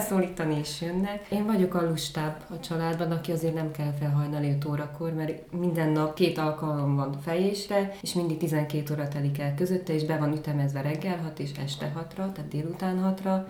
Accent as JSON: {"language": "Hungarian", "town": "Gyergyóújfalu", "region": "Harghita County", "country": "Romania", "tie": "born or raised there", "said": "Erdélyben egy viszonylag nagy településben egy új falu, igazából egy község"}